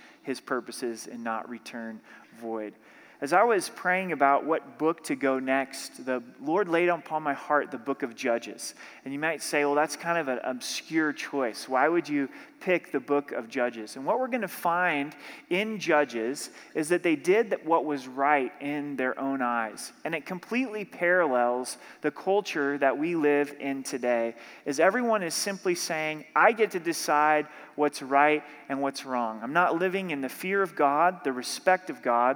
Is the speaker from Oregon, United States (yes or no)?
yes; Southern Oregon, United States; now in Colorado, United States; I'm from Southern Oregon